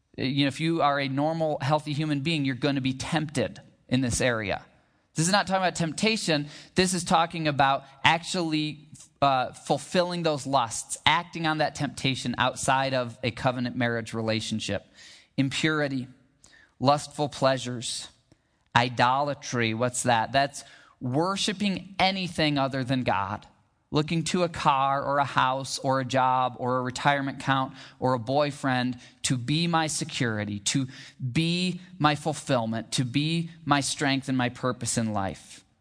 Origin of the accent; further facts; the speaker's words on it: Michigan, United States; now in Arizona, United States; I grew up in Michigan where we've got pretty big rivers and lakes